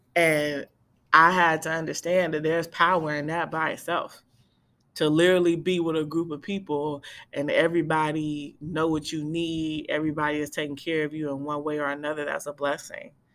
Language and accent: English; Bay Area, California, United States; I'm from the Bay Area